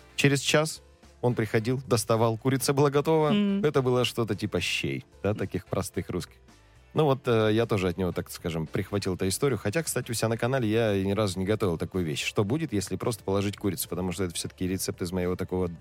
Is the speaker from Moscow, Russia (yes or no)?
no; Krasnoyarsk Krai, Russia; Я просто рос в деревне